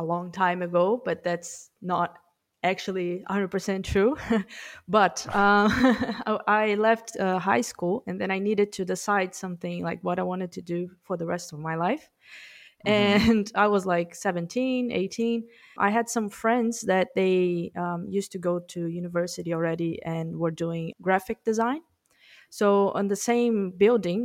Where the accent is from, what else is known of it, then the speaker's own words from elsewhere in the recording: Brazil; English is a second language; moved away as an adult; now in New Zealand; I'm from Brazil originally. I'm just in New Zealand for 10 months